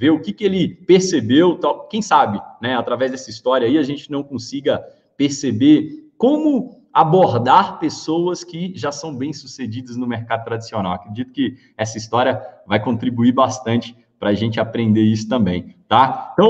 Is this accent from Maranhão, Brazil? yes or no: no; Itapevi, São Paulo, Brazil; Então, eu sou daqui de São Paulo, sou de Itapevi